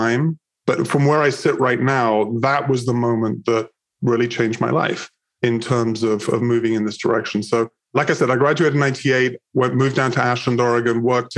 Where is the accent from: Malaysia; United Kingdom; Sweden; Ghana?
United Kingdom; England; moved away as an adult; now in United States; I'm originally from England, moved to the United States when I was 20